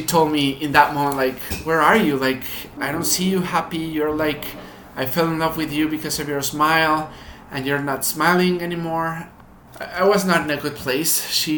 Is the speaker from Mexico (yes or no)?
yes; Mexico; So we were one of the families that were lucky to have a good status in Mexico. In terms of the education and parenting, I was in private schools in Mexico all my life.